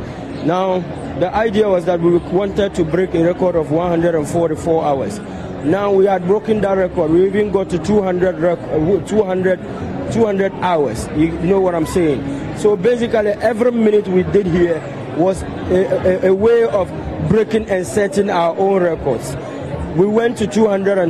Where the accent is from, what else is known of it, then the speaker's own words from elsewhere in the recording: northern Ghana, Ghana; we are from the north. We are from Ghana